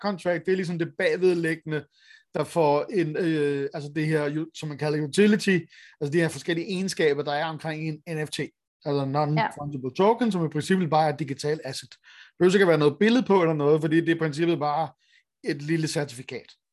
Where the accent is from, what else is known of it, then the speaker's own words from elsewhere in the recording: Denmark; vi har som danskere